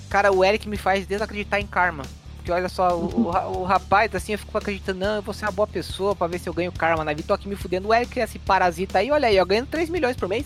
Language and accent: Portuguese; Santa Catarina, Brazil; Eu sou catarinense